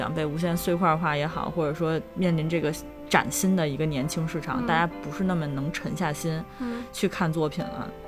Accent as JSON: {"language": "Chinese", "country": "China", "said": "这个力量感可能还是源自于说绝大部分源自于我是一个中国人，我自己本身就知道根本矛盾在什么地方。"}